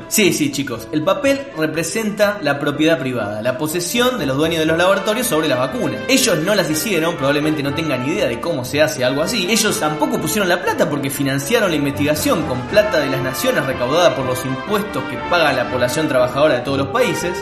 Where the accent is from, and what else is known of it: Argentina